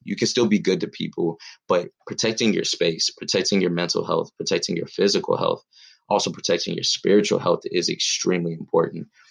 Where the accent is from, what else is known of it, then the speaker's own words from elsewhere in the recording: Pomona, California, United States; I'm from Pomona, California, uh, Southern California raised